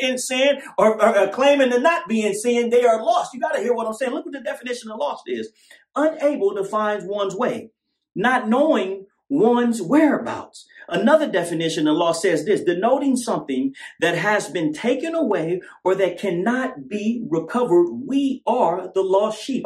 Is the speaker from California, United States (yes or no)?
yes; California, United States; now in Las Vegas, United States; I'm from California